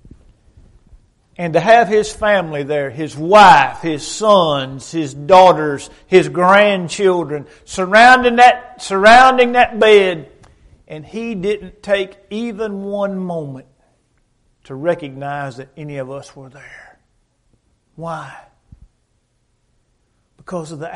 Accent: Dexter, United States; moved away; my hometown in Dexter

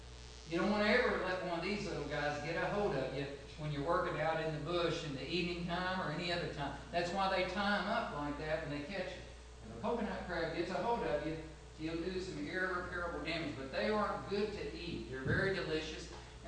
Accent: Arkansas, United States; I'm from Arkansas. I drove over here from Arkansas on Saturday.

